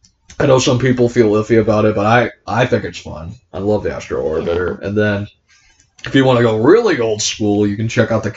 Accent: Fort Myers, Florida, United States; down in my hometown of Fort Myers

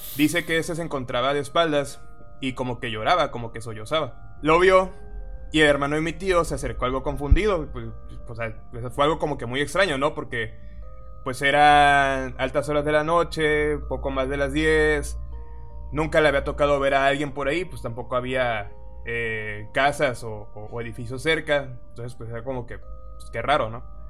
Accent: Tabasco, Mexico; nosotros somos de Tabasco

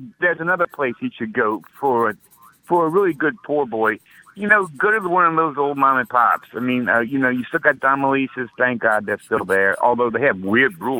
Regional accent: New Orleans, Louisiana, United States; I'm from New Orleans

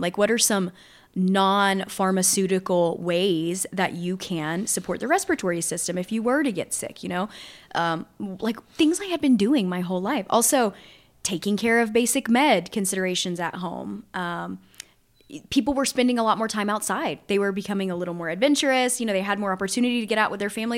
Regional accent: Southwest Louisiana, United States; I grew up in Southwest Louisiana, still live there

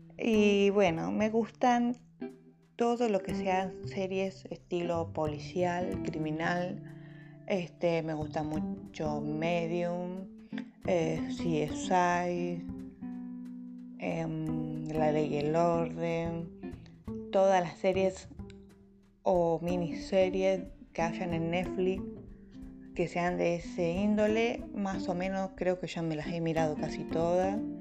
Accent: Bahía Blanca, Buenos Aires Province, Argentina; soy una ballense con alma de porteño. Este, sí, soy nacida en Bahía Blanca

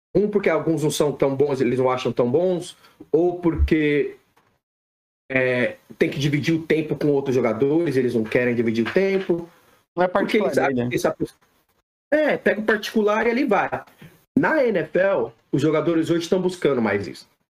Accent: São Paulo, Brazil; moved away as an adult; now in United States; brasileiro, nasci em São Paulo, criado em São Paulo

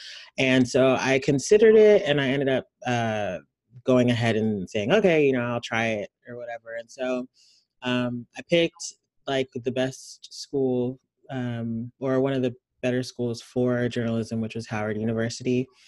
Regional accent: Nigeria; I'm Nigerian. I went to boarding school for middle school, and everybody there skipped sixth grade.

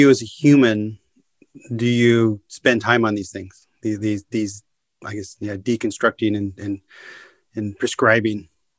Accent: United States; moved away as an adult; also born or lived in Netherlands; it also helped me cope and survive in the Netherlands as an American, a service oriented American, you know, having in my youth worked at Nordstrom

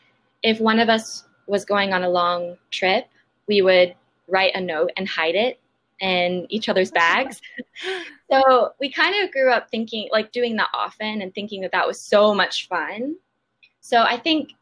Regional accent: Austin, Texas, United States; also born or lived in San Diego; I grew up in Austin

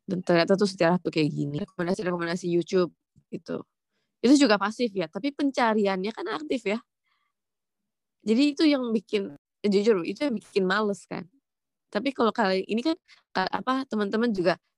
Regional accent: London, United Kingdom; born there; Uh, total, saya lahir sendiri di London.

